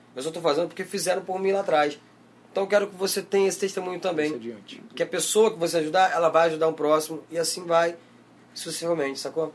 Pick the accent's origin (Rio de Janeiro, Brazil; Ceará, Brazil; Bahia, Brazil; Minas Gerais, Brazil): Rio de Janeiro, Brazil; Nova Iguaçu; eu vim de Nova Iguaçu, a minha infância foi extremamente humilde